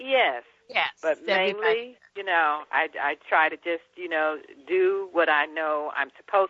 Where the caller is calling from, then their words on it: San Francisco, California, United States; I am calling from the city of San Francisco.